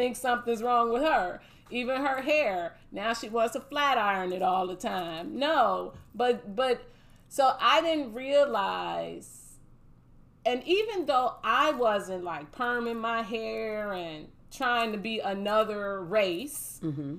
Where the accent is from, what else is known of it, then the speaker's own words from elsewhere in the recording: Gary, Indiana, United States; also born or lived in Chicago, Illinois; I grew up in Gary, Indiana, and it was a all-black community. But when I was a child growing up in elementary school, I was in Chicago, south side of Chicago, black neighborhood.